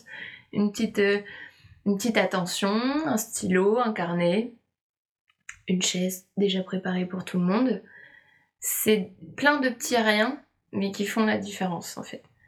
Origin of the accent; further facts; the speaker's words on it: Nantes, Pays de la Loire, France; une entreprise à Nantes, là, là d'où je viens